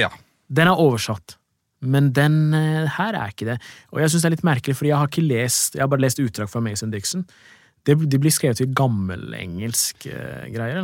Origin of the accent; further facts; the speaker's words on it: Drammen, Buskerud, Norway; jeg er fra Drammen selv